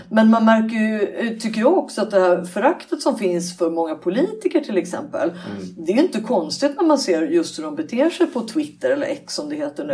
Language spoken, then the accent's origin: Swedish; Sweden; Vi är svenskar